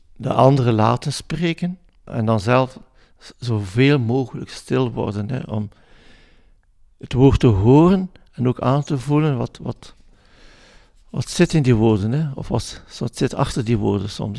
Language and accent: Dutch; Flanders, Belgium; als Vlaming